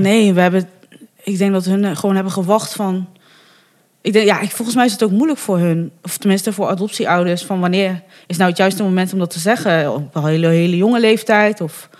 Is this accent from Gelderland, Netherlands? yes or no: no; Bergen op Zoom, North Brabant, Netherlands; also born or lived in Fortaleza, Brazil / Breda; ik eh, ben in Bergen op Zoom opgegroeid